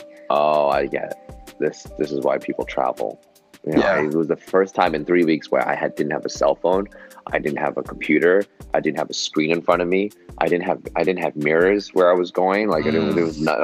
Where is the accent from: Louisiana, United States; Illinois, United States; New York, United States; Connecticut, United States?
New York, United States; New York City; I was born and raised in New York City, Manhattan